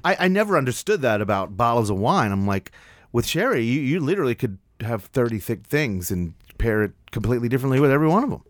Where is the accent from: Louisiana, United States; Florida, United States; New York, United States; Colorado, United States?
New York, United States; New York City; now in Nashville, United States; I grew up in New York